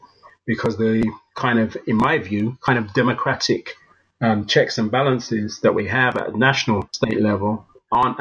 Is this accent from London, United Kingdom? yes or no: yes; London, United Kingdom; also born or lived in Barcelona, Spain; being a Londoner and a citizen of the country